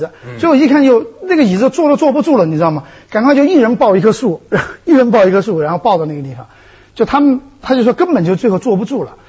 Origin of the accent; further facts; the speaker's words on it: Dujiangyan, Shifang, Deyang area, Sichuan, China; moved away; 因为这些地方我都特别熟，因为小的时候也在那儿